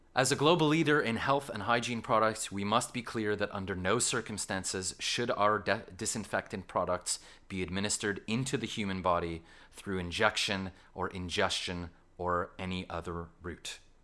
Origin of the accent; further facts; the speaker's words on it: Canada; accent: Canadian; now in London, United Kingdom; my Canadian accent